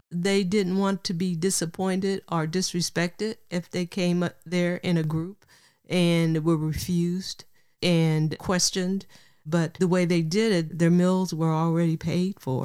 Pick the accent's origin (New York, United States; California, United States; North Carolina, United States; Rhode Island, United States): California, United States; Oakland; also born or lived in Richmond, California / Berkeley, California; my journey growing up in the San Francisco, Oakland Bay area